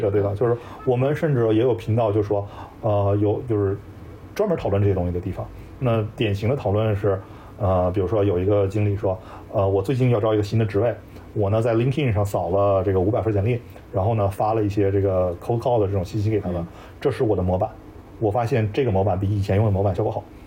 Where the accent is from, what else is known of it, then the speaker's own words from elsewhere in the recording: China; moved away as an adult; also born or lived in Silicon Valley, United States; now in United States; 就是说我一个中国人，我当时说valuation的时候，我会读 valuation